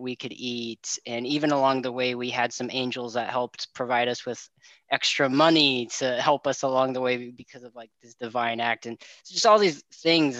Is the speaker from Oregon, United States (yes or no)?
yes; Gresham, Oregon, United States; also born or lived in Portland, Oregon; Born in Portland, raised in Gresham, living in Troutdale now.